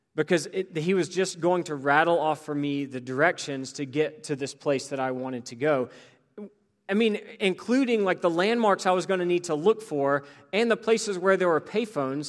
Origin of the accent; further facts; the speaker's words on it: Greensboro, North Carolina, United States; growing up in Greensboro